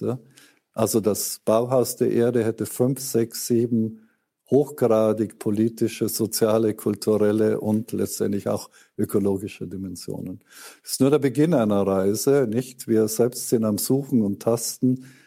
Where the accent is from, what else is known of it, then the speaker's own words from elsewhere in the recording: Germany; Das ist eine große Ehre als Deutscher in diesem Fall